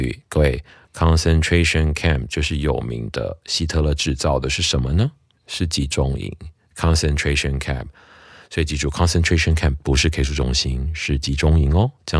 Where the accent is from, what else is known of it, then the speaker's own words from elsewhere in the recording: Taiwan; 我听过超多人这样讲的哈，就是我们台湾人讲他不是我的菜